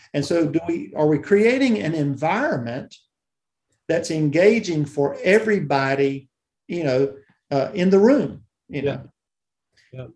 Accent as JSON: {"language": "English", "region": "South Georgia", "country": "United States", "tie": "born or raised there", "said": "I grew up in South Georgia, uh, down near the Okefenokee Swamp"}